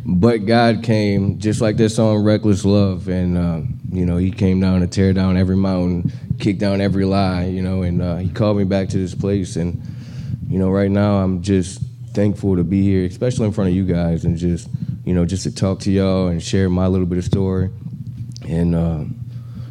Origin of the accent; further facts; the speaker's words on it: Louisiana, United States; now in Houston, United States; I'm from Louisiana, 34 years old.